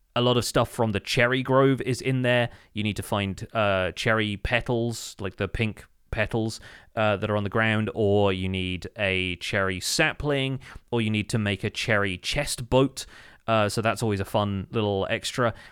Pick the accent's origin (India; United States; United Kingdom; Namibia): United Kingdom; as a British person